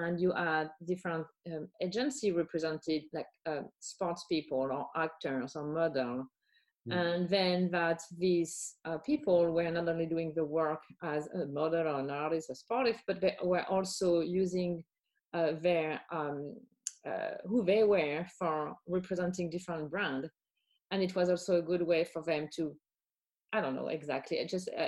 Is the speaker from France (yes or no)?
yes; Champagne, Grand Est, France; I was born and raised in Champagne, I always love to connect with my fellow Champenois people.